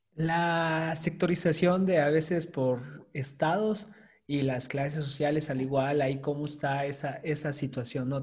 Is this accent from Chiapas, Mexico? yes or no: yes; Chiapas, Mexico; nosotros somos del estado de Chiapas. Eh, acá en el sur de, la República Mexicana.